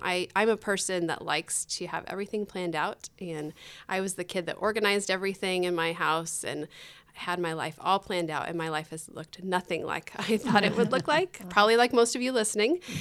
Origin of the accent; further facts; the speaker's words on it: Tempe, Arizona, United States; also born or lived in Indonesia; I grew up here in Tempe, um, went to school here